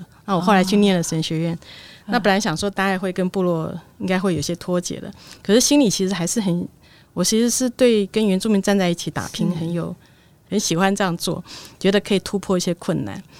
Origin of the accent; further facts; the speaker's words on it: Taipei, Taiwan; also born or lived in Chashan; 因为一九九六年我从台北市嫁到茶山部落，那我在那边生活了十年的时间。